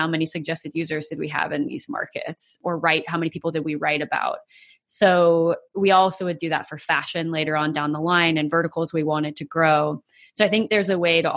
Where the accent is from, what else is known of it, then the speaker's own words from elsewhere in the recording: United States; as an American